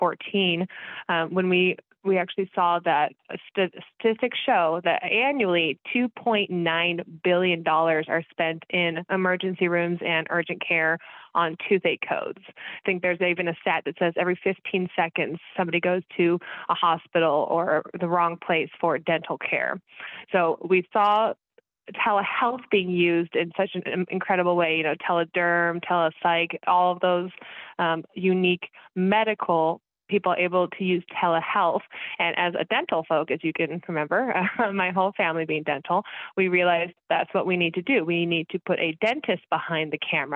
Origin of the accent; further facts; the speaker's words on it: Kansas City, Missouri, United States; I am from Kansas City